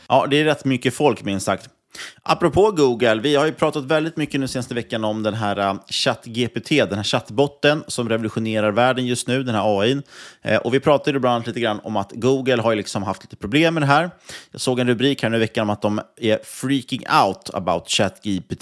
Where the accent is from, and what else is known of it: Sweden